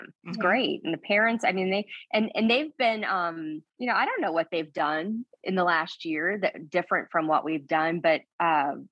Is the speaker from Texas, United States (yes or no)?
no; Missouri, United States; I'm from Missouri